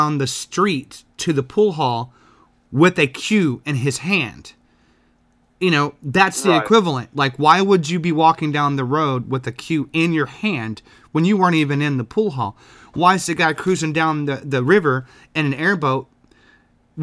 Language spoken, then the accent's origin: English; the South, United States; I'm from the South